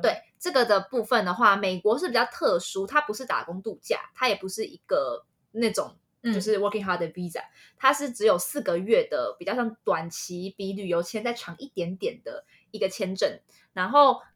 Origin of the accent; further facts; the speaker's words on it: Taiwan; 身为台湾人非常 proud